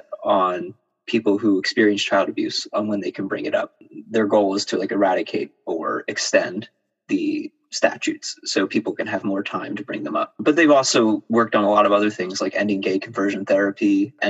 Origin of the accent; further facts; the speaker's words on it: Pennsylvania, United States; I'm from Pennsylvania and I've been here for over 20 years